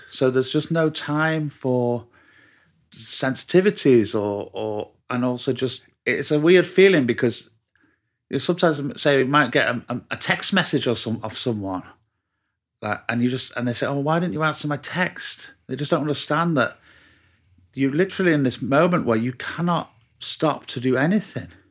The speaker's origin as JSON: {"language": "English", "town": "Manchester", "region": "North West England", "country": "United Kingdom", "moved": "yes", "said": "Half Mancunian."}